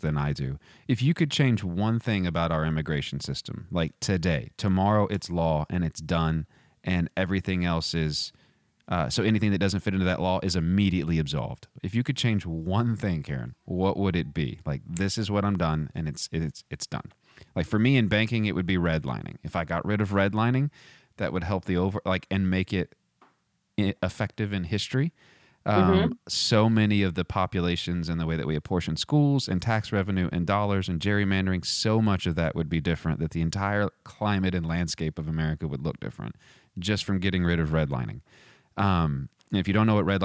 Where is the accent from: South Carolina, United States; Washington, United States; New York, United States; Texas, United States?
Texas, United States; I'm from Texas